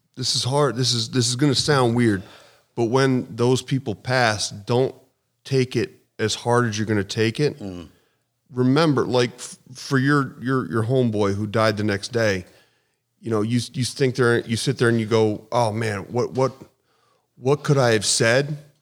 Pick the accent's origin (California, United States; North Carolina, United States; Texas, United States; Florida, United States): North Carolina, United States; Charlotte; born or raised there; moved away; also born or lived in Philadelphia, Pennsylvania / New Mexico / upstate New York